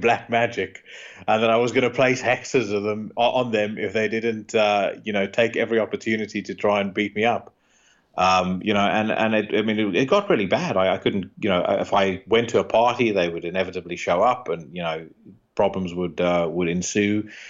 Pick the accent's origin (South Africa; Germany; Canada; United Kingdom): South Africa; You know, I grew up around the South African equivalent to that.